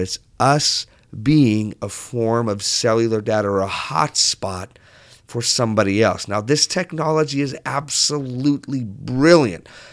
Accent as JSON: {"language": "English", "region": "southern Portugal", "country": "Portugal", "tie": "born or raised there", "moved": "yes", "said": "when I grew up in Portugal, I grew up on the south part of Portugal"}